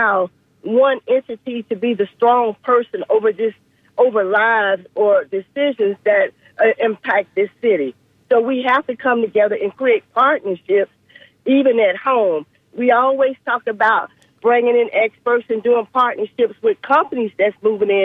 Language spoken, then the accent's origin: English; Tampa, Florida, United States; I'm a Tampa girl. I was raised in Ybor City, so Tampa has been my home for a long time.